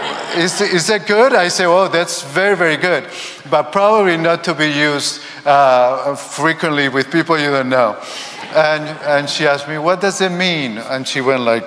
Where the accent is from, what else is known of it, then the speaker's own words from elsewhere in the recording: Spain; I come from Spain.